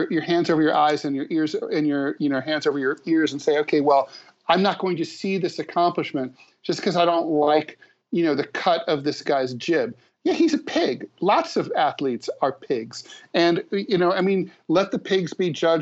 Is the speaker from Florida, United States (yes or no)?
no; Dayton, Ohio, United States; I grew up in Dayton